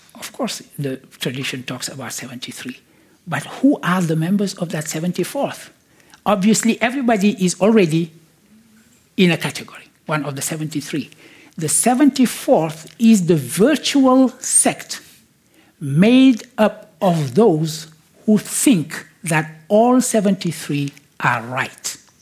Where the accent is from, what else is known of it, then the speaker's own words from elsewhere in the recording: Senegal; I was born in Senegal